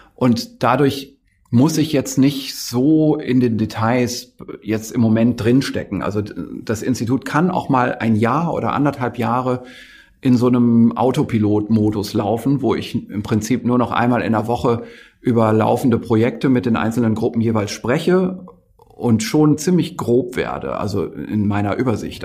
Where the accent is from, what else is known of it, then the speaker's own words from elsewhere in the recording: the North, Northern Germany, Germany; Ich komme ja aus dem Norden. Das ist so mein, meine Kindheit lief immer NDR im Radio